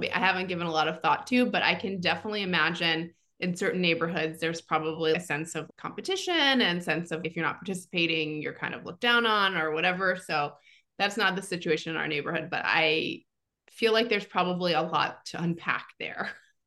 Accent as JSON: {"language": "English", "town": "New York City", "region": "New York", "country": "United States", "tie": "born or raised there", "moved": "as an adult", "said": "as a lifelong New Yorker"}